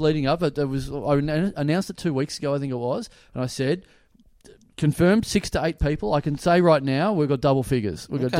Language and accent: English; Maryborough, Australia; moved away; I just went back to my hometown the other day, Maryborough.